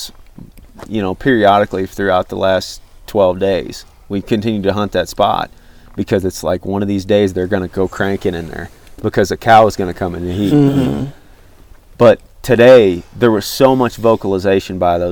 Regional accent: Missouri, United States; I'm a flatlander from Missouri

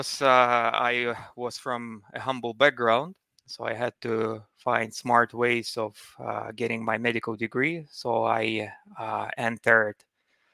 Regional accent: Murmansk, Murmansk Oblast, Russia; moved away as an adult; now in Stockholm, Sweden; So I was born and grew up in Russia. So I'm Russian by origin. I was born in Murmansk

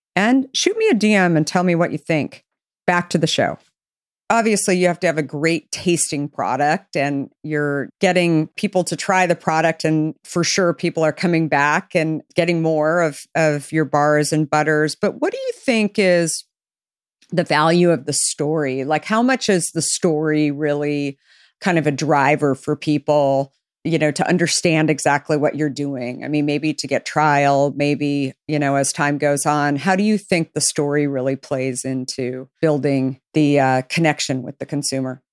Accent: Arizona, United States; I grew up in Arizona

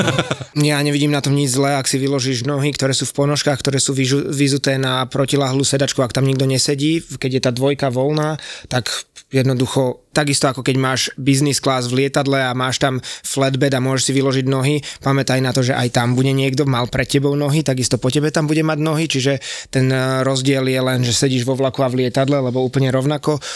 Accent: Bratislava, Bratislava Region, Slovakia; A že z Bratislavy

